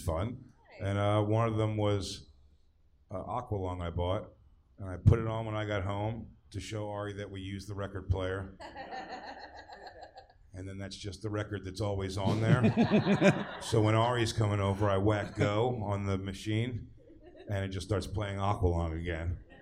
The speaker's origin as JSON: {"language": "English", "town": "Philadelphia", "region": "Pennsylvania", "country": "United States"}